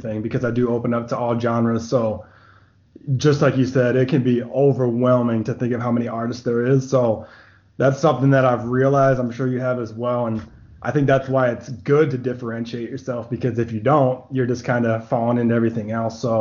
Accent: Rhode Island, United States; moved away as an adult; now in San Antonio, United States; I'm initially from Rhode Island, but I came out here for work

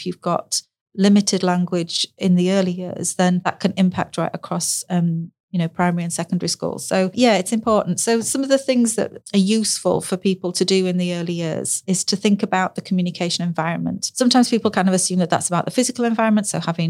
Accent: the north of England, United Kingdom; accent: northern; now in South of England; I'm from the north. And when I first moved to the south, I was judged for my northern accent. You know, I sound different.

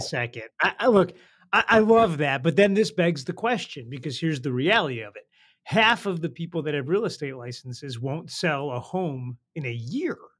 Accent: Detroit, Michigan, United States; I grew up in Detroit

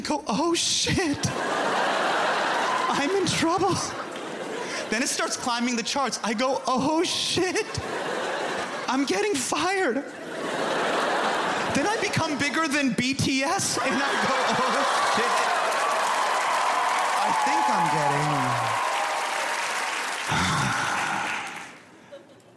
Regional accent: United States; my parents are from India, okay? But as for me, I'm an American

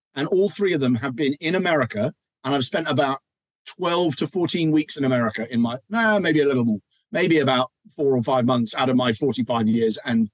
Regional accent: England, United Kingdom; as an English guy

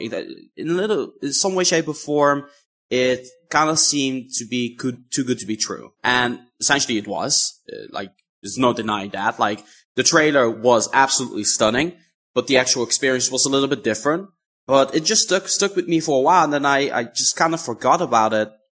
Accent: Netherlands; I'm from the Netherlands

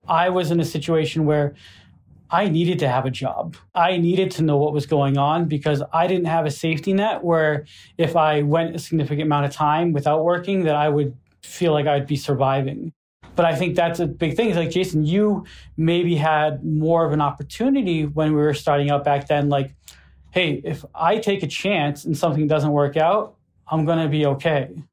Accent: Gardner, Massachusetts, United States; my hometown newspaper

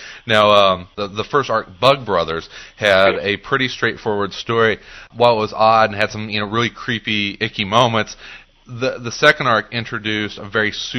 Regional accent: Midwest, United States; as a Midwesterner

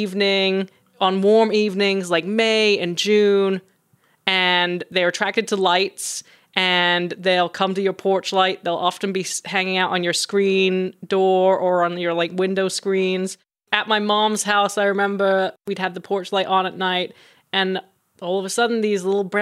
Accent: England, United Kingdom; now in Los Angeles, United States; I grew up in England on a little farm.

